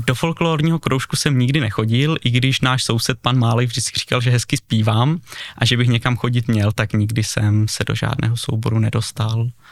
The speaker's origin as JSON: {"language": "Czech", "town": "Uherský Brod", "region": "Zlín Region", "country": "Czechia", "tie": "born or raised there", "said": "Bydlím v Uherském Brodě, narodil jsem se teda v nemocnici v Uherském Hradišti, ale celý život bydlím v Brodě"}